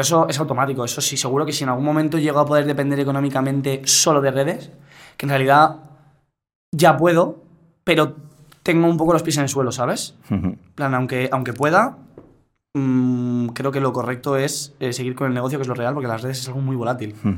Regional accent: Godella, Valencian Community, Spain; para los de mi pueblo. Para las 800 personas que me seguían de, Godella

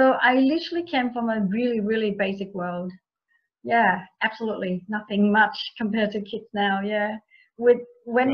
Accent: Vietnam; now in Sydney, Australia; I was born in Vietnam at the end of Vietnam War.

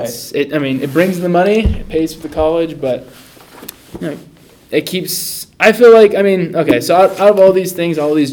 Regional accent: Long Beach, California, United States; moved away as an adult; now in Rexburg, United States; I'm a guy from Long Beach, California, born and raised

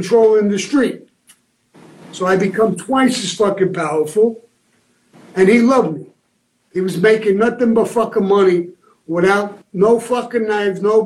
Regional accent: New York City, New York, United States; I came from Benson Hills, Brooklyn

